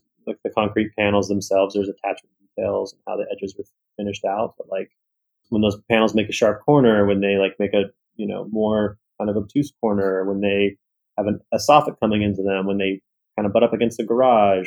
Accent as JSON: {"language": "English", "region": "California", "country": "United States", "tie": "born or raised there", "said": "I was born in California"}